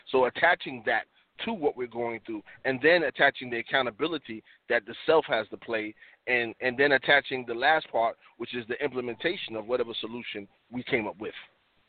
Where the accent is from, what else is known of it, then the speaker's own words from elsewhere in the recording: New York City, New York, United States; I'm from Harlem, you know, the Bronx.